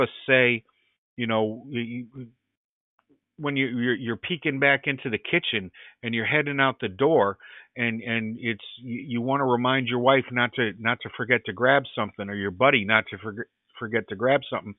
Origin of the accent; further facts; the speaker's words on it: Middletown, New England, United States; growing up, even being an Irish kid, growing up in my town here in New England, in Middletown